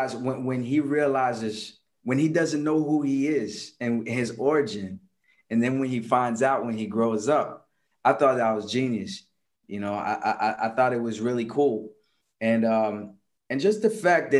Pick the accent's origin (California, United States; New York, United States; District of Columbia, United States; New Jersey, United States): District of Columbia, United States; Washington; also born or lived in Paris, France / Comoros; I was living in Washington, D.C. I was born in Paris, France. Family came to Washington, D.C. when I was 4.